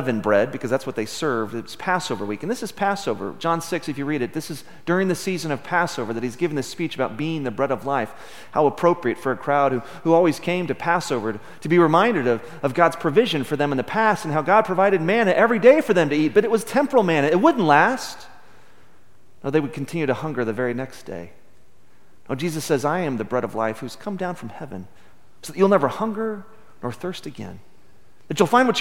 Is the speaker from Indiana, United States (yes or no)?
no; Midland, Texas, United States; Growing up in Midland in the 70s and 80s